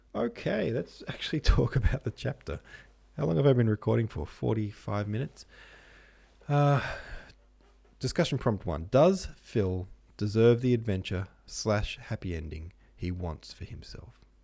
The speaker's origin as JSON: {"language": "English", "town": "Melbourne", "region": "Victoria", "country": "Australia", "said": "Melbourne, where I'm from"}